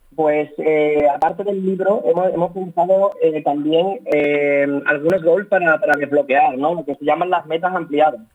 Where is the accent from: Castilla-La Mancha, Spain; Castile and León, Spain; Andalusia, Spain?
Andalusia, Spain; Seville; Somos, somos de Sevilla ambos